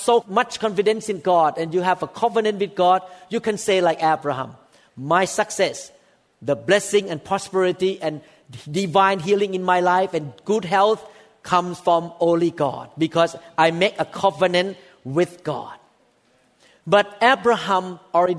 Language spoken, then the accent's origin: English; Thailand; I am one of the Gentiles. I was born in Thailand